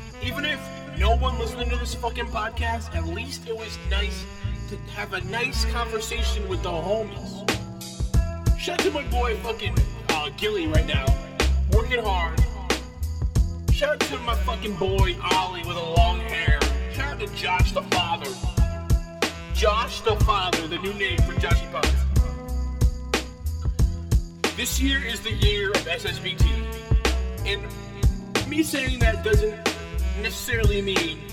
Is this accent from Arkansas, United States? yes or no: no; Rhode Island, United States; we're from Rhode Island